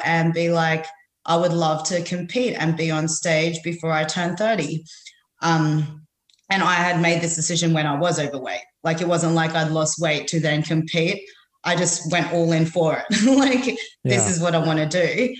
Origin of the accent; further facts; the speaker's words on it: Philippines; now in Australia; I'm Filipino.